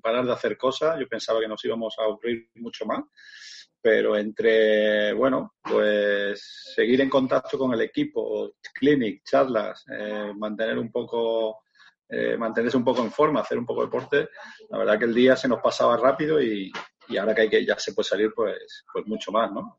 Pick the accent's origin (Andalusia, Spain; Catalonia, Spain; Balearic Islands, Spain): Andalusia, Spain; Granada; moved away as an adult; also born or lived in Motril; Me fui de, Granada, de, mi ciudad natal